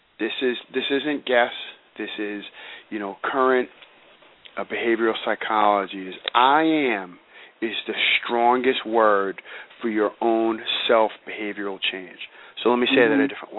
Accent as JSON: {"language": "English", "town": "New York City", "region": "New York", "country": "United States", "tie": "born or raised there", "said": "I grew up in New York City"}